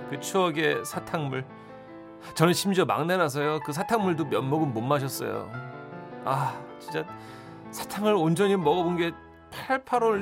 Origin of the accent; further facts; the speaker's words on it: Gangwon, South Korea; 저도 강원도 총구석에서 살아서 쥐들이 얼마나 큰지